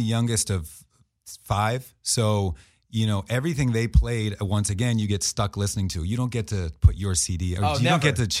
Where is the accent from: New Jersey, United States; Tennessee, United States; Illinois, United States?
New Jersey, United States; I'm from South Jersey outside of Philly